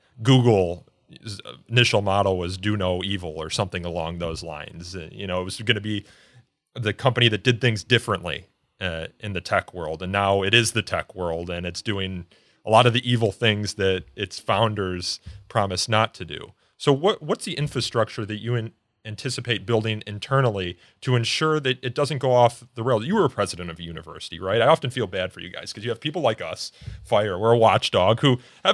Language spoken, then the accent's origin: English; Elmhurst, Illinois, United States; I grew up in Elmhurst, which is a western suburb